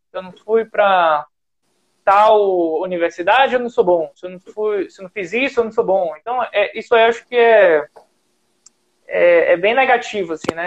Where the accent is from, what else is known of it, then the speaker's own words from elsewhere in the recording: Ceará, Brazil; eu sou do Ceará